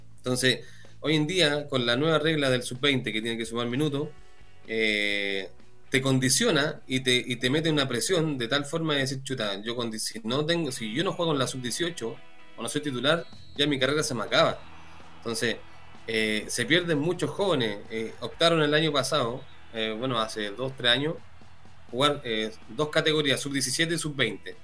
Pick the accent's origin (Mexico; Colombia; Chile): Chile; somos todos chilenos